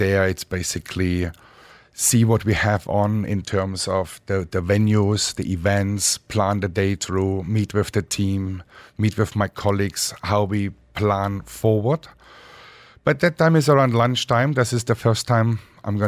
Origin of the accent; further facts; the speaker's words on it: Dresden, Saxony, Germany; now in Dubai, United Arab Emirates; I grew up in Dresden, Germany, with my mother